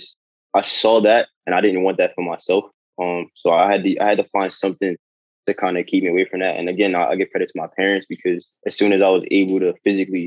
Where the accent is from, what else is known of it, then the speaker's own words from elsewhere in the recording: Philadelphia, Pennsylvania, United States; growing up in North Philly